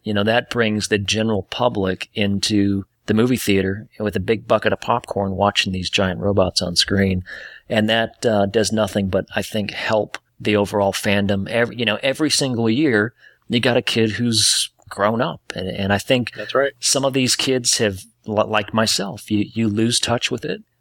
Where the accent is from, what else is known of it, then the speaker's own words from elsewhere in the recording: Detroit, Michigan, United States; now in Atlanta, United States; I was born in Detroit, Michigan